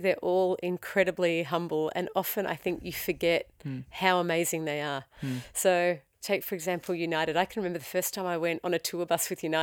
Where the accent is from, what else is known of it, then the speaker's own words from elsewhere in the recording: Australia; being Aussie